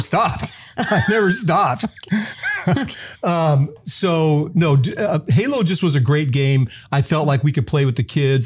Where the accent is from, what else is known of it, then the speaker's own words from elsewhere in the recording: Southern California, United States; I'm from Southern California. I grew up eating street tacos